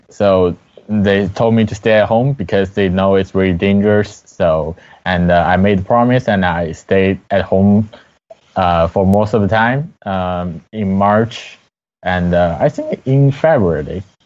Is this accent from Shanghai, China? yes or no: yes; Shanghai, China; English is a second language; moved away as an adult; now in Osaka, Japan; I am an international student. I'm from Shanghai, China